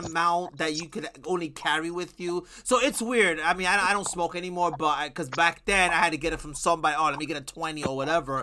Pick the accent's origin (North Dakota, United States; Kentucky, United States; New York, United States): New York, United States; moved away as an adult; now in New Jersey, United States; I've only lived in Jersey for 5 years, almost going on six. I'm from New York.